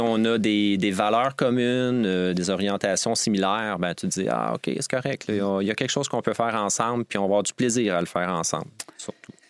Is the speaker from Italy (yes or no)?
no; Montreal region, Quebec, Canada; also born or lived in Drummondville, Quebec; On a déménagé dans la région de Montréal